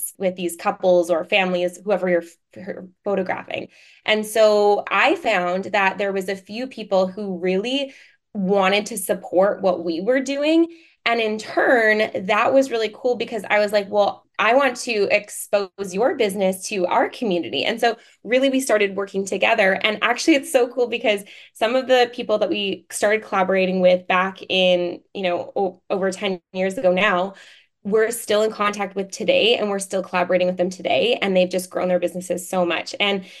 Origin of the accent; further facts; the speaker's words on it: Vancouver, British Columbia, Canada; I'm from Vancouver, Canada